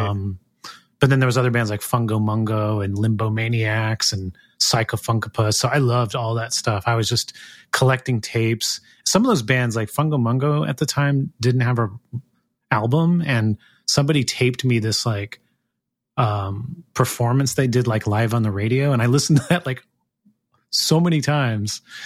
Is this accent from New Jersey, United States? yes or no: no; Gilroy, California, United States; now in Sacramento, United States; I actually grew up in a town called Gilroy